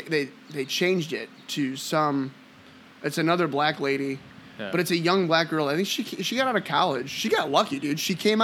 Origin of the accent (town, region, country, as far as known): United States; now in Westville, United States